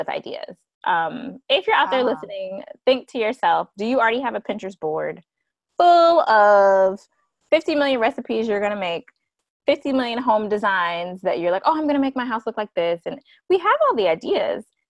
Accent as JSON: {"language": "English", "region": "South Carolina", "country": "United States", "moved": "yes", "lives_now": "Georgia, United States", "said": "I'm from South Carolina. I'm in Georgia right now"}